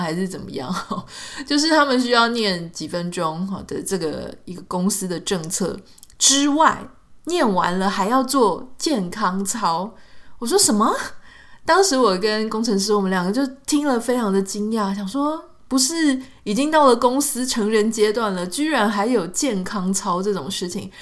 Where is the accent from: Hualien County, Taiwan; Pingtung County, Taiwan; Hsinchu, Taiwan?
Pingtung County, Taiwan; 我们国小的时候在屏东